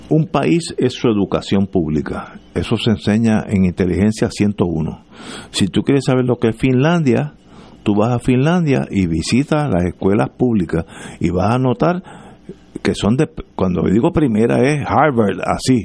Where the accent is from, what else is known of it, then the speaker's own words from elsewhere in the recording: Puerto Rico; also born or lived in New Hampshire; como puertorriqueño